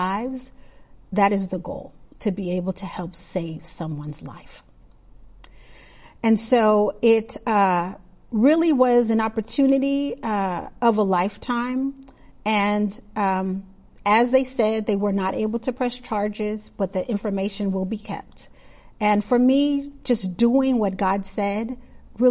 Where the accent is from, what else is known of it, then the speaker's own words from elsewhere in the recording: Milwaukee, Wisconsin, United States; I grew up in Milwaukee, Wisconsin